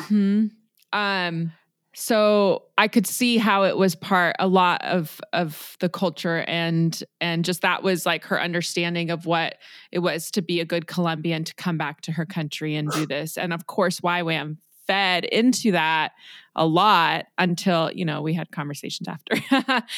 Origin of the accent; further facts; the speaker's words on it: Los Angeles, California, United States; I was born in Los Angeles.